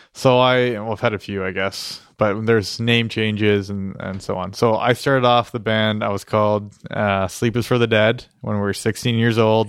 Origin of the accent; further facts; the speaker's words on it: Iroquois, Ontario, Canada; moved away; where I grew up in Iroquois